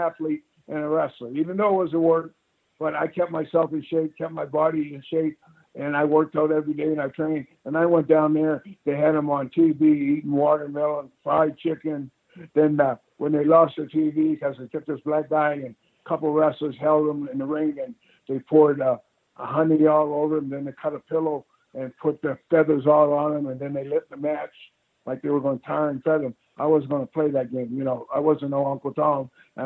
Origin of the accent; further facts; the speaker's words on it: Canada; being Canadian